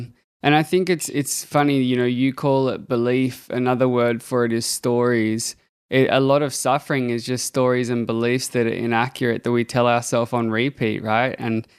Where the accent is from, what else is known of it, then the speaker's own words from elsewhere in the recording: Australia; I'm from Australia.